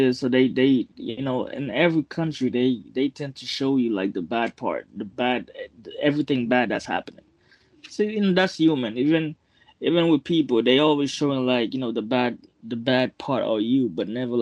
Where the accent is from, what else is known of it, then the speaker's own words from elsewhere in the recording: Port-au-Prince, Ouest, Haiti; accent: Haitian; now in Boston, United States; I'm from Port-au-Prince